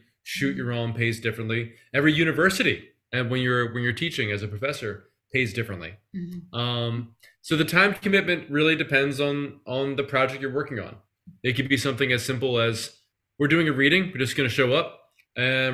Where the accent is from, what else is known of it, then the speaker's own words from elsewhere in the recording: Philadelphia, Pennsylvania, United States; I'm from Philadelphia